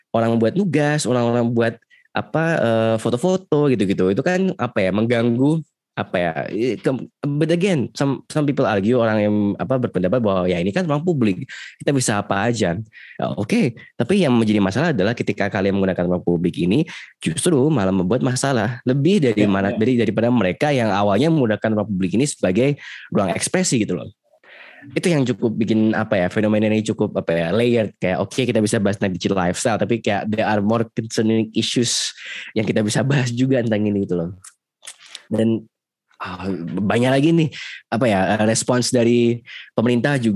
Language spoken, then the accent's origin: Indonesian; Special Region of Yogyakarta, Indonesia; aku bukan orang Jakarta aku tidak merasakannya